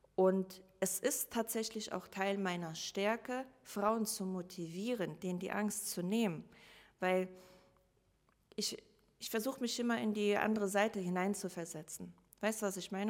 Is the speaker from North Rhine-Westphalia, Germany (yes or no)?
no; Rhineland-Palatinate, Germany; also born or lived in Russia; now in Hamburg, Germany; zuerst lebte ich in Rheinland-Pfalz und ähm, ganz normal die Schule